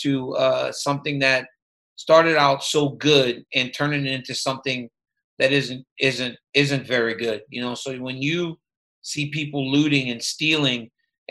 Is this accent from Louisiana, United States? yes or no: yes; Louisiana, United States; I grew up in Louisiana